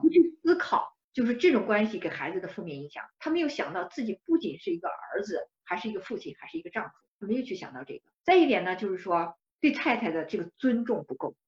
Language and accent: Chinese; China; 我们中国人